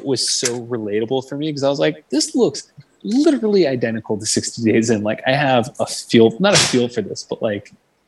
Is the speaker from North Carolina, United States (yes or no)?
no; Pittsburgh, Pennsylvania, United States; moved away as an adult; now in Long Beach, United States; I grew up in Pittsburgh and I moved out here when I was 20